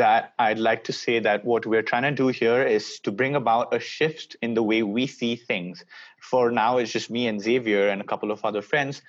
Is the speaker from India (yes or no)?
yes; India; now in Boston, United States; I study at Babson College in Boston, United States.